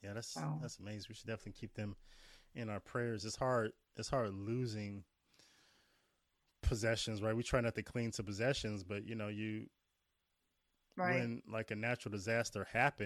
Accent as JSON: {"language": "English", "region": "Midwest", "country": "United States", "said": "And I'm from the Midwest, so I can't really tell mm-hmm. the difference between a New York accent and a New Jersey accent."}